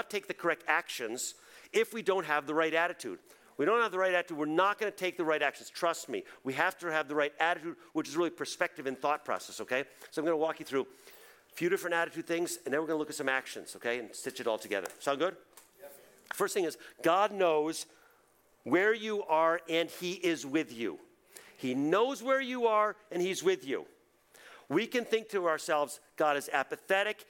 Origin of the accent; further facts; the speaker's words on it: New England, United States; We grew up in New England.